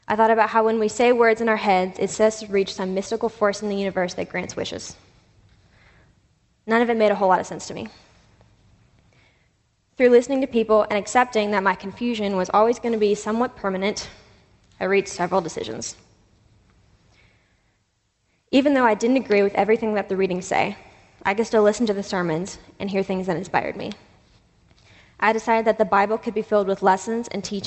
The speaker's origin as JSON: {"language": "English", "town": "Asheville", "region": "North Carolina", "country": "United States", "tie": "born or raised there", "said": "Growing up in Asheville among hippies and drum circles"}